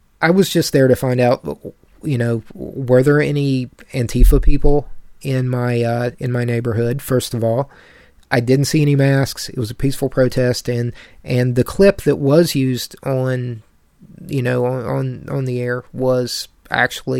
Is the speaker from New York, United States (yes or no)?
no; town near the Bechtel Summit Reserve, West Virginia, United States; in my hometown, a very small, population